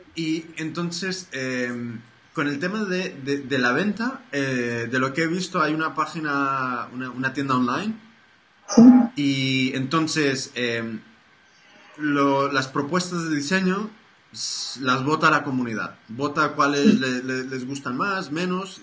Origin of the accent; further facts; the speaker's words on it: United States; soy, soy americano